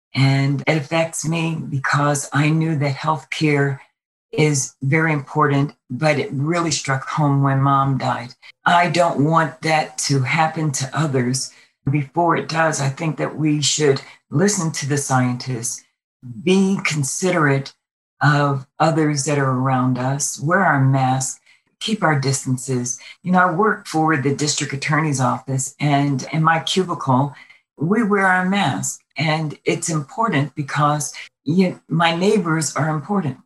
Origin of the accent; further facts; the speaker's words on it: New York City, New York, United States; moved away as an adult; now in Las Vegas, United States; Originally, I'm from Brooklyn, New York. I came here with the military